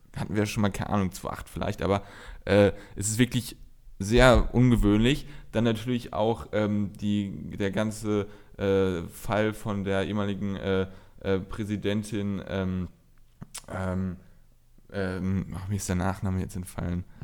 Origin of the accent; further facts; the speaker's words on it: North Rhine-Westphalia, Germany; bei uns in Nordrhein-Westfalen